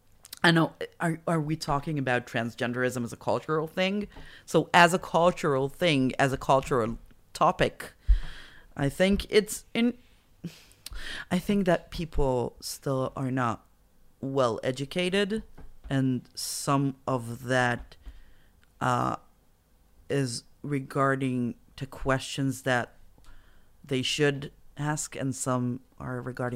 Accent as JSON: {"language": "English", "town": "Petah Tikva", "region": "Central District", "country": "Israel", "said": "I'm from Petah Tikva, so they're everywhere."}